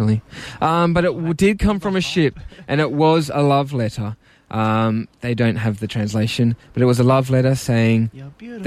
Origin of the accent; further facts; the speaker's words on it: Mount Colah, New South Wales, Australia; I'm from Mount Cola, local area